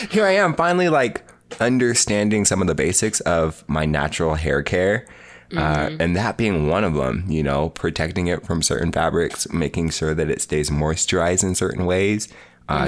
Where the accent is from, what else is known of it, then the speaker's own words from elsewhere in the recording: Spokane Valley, Washington, United States; I grew up in Spokane Valley, Washington